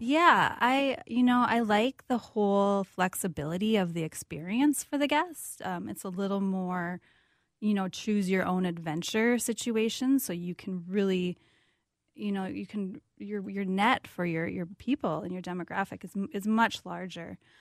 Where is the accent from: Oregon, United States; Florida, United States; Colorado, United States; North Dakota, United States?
North Dakota, United States; Valley City; also born or lived in South Carolina / San Diego; now in Minneapolis, United States; I grew up in North Dakota, uh, a little town called Valley City, an hour west of Fargo